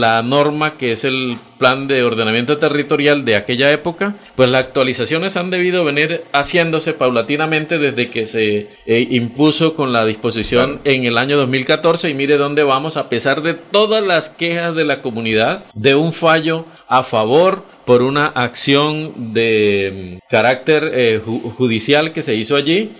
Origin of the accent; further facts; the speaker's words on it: San Juan del Cesar, La Guajira, Colombia; now in Bucaramanga, Colombia; yo soy de San Juan del Cesar, eso es en la Guajira colombiana